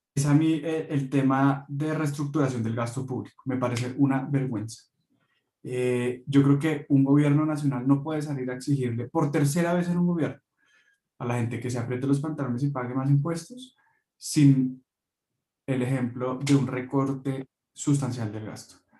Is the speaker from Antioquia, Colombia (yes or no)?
no; Bogotá, Colombia; un bogotano de 31 años